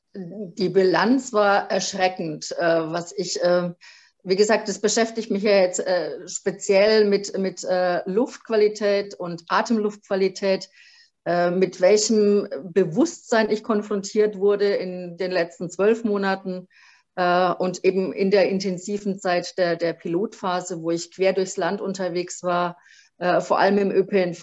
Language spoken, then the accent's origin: German; Franconia, Bavaria, Germany; accent: Franconian; also born or lived in Vogtland; wahrscheinlich hört man es dann auch ziemlich äh, schnell, dass ich eine Fränkin bin durch und durch